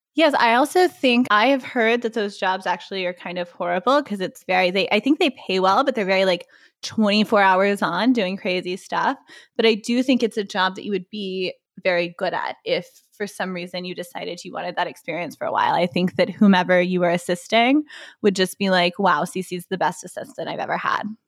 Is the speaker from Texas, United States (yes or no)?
yes; Waco, Texas, United States; also born or lived in Dallas, Texas; I was born in Dallas, but as somebody who grew up in Waco, Texas